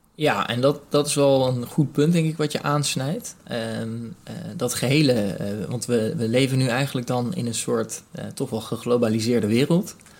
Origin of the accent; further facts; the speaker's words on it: Rotterdam, South Holland, Netherlands; ik bijvoorbeeld nu als Rotterdammer